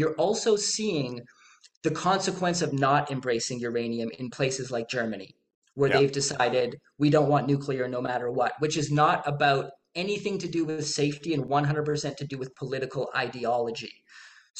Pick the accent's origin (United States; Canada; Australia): Canada; I'm Canadian